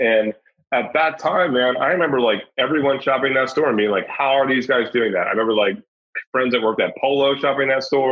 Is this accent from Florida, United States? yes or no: no; Virginia, United States; moved away; also born or lived in New York City; I grew up in Virginia, but like, New York is my home.